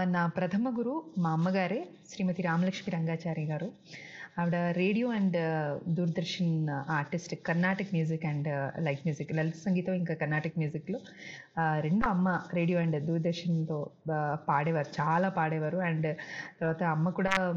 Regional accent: Telangana, India; accent: Telangana slang; first language Telugu; పుట్టి పెరిగింది ఇక్కడే కాబట్టి నాకు both the slangs are comfortable

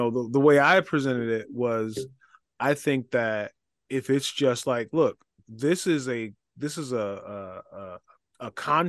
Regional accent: Detroit, Michigan, United States; I'm from Detroit City, baby.

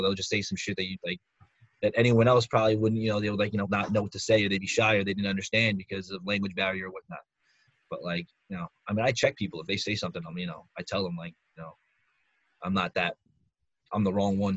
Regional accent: Northeast, United States; we're from the Northeast

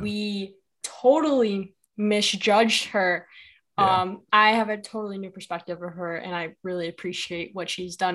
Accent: Chicago, Illinois, United States; I'm from Chicago

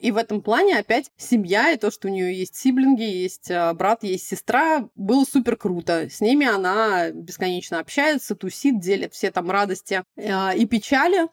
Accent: Moscow, Russia; moved away; also born or lived in Kuzminki, Moscow; я практически всю жизнь провела. Ну, то есть такое нано-детство было в Кузьме, вечеринках, а основное время, да, таганка

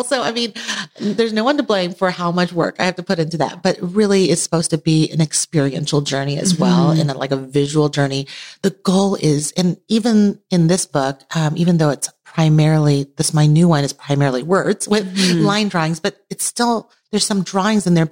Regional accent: Taiwan; now in United States; I was born in Taiwan, immigrated to the U.S., lived between two cultures

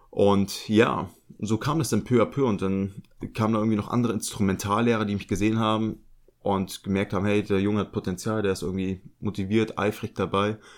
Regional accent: Lübeck, Schleswig-Holstein, Germany; Ich bin ja in Lübeck groß geworden.

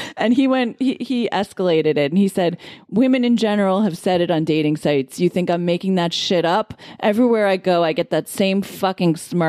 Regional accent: Roslyn, New York, United States; I'm from Roslyn.

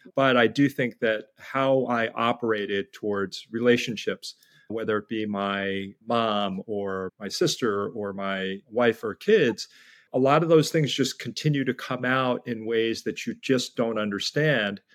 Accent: United States; also born or lived in New York City / New Jersey; I was born in New York City at a time when there were very few Koreans, and then grew up in New York and New Jersey

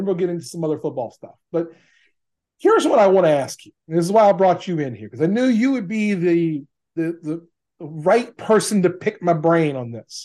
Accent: Hammond, Louisiana, United States; I am from Hammond, Louisiana.

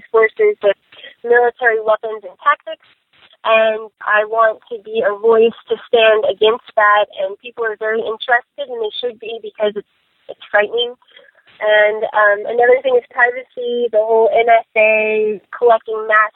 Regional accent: Pueblo, Colorado, United States; I'm from Pueblo

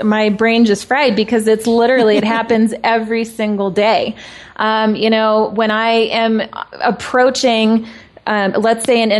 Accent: Tucson, Arizona, United States; now in Denver, United States; I'm originally from Tucson, Arizona, and now living in Denver.

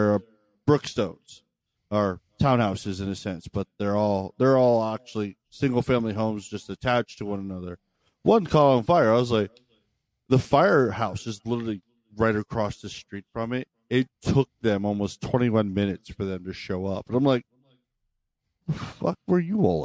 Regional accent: Maryland, United States; moved away as an adult; also born or lived in Pennsylvania; I grew up in Maryland, and the city I lived in, it was a small town

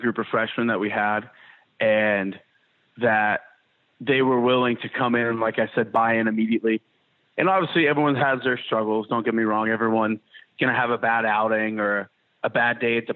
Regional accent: Ohio, United States; moved away as an adult; now in Mississippi, United States; being in Mississippi when I'm from Ohio

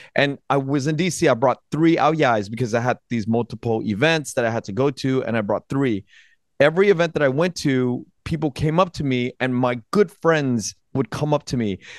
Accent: United States; I was born in America

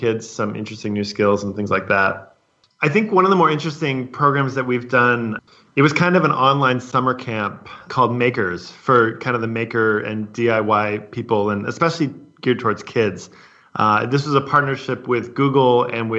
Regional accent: San Francisco, California, United States; moved away; I'm from San Francisco

